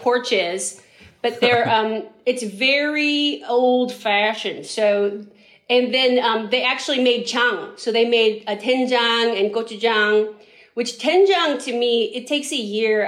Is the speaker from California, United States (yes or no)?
yes; San Francisco, California, United States; we grew up in San Francisco